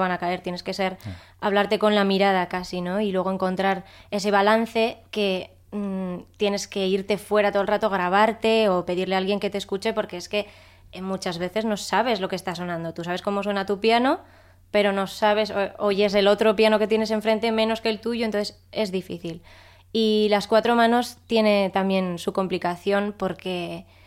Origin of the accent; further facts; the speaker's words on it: Pamplona, Navarre, Spain; Yo de Pamplona